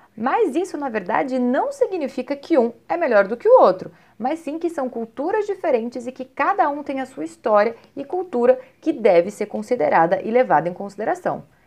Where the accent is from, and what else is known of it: Brazil